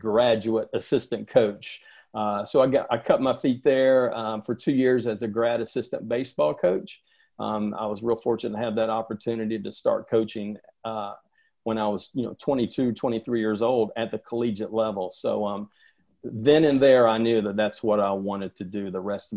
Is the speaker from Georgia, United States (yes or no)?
yes; Atlanta, Georgia, United States; I grew up in Atlanta, born and raised in Atlanta